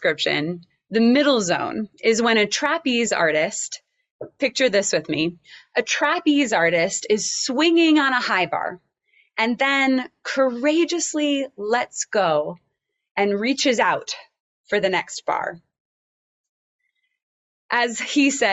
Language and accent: English; Oklahoma, United States; I grew up in Oklahoma, and I attended an elementary school with a large open space with lots of huge cottonwood trees